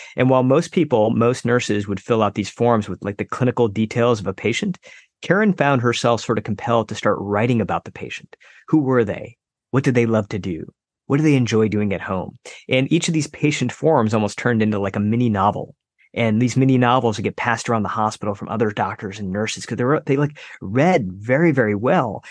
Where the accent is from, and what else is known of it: United States; born or raised there